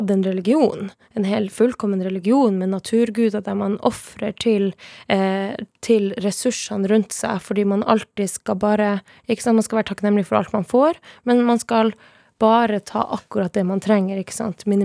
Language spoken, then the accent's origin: Norwegian; Sápmi, Norway; derfor må du vite at jeg er same.